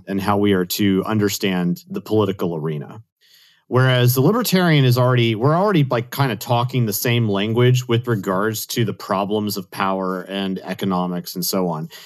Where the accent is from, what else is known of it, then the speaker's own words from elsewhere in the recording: Austin, Texas, United States; I grew up in Austin, Texas